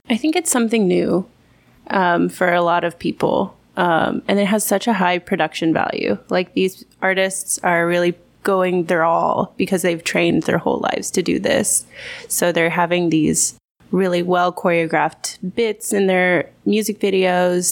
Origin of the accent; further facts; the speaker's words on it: Texas, United States; moved away as an adult; now in South Korea; I'm from Texas originally